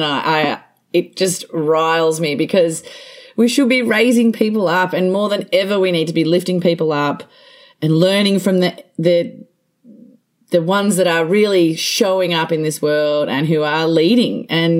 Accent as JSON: {"language": "English", "town": "Barham", "region": "New South Wales", "country": "Australia", "tie": "born or raised there", "also_born_or_lived": "Bangkok", "said": "I am on the farm as we speak. So I grew up here in Barham and went away to boarding school, went away to university, have travelled all over the world, lived in different places, lived in Wales and the UK, lived in Bangkok for a year actually"}